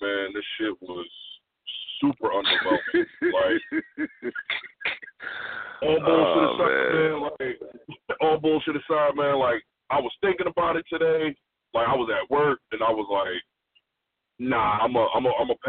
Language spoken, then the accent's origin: English; New Jersey, United States; I'm from Jersey